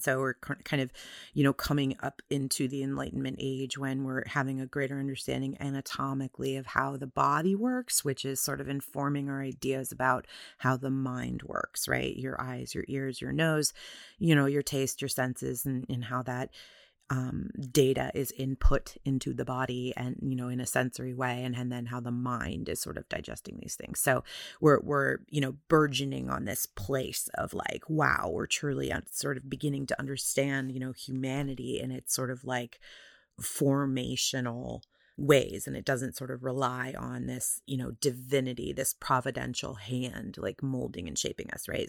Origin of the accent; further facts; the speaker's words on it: United States; I am an American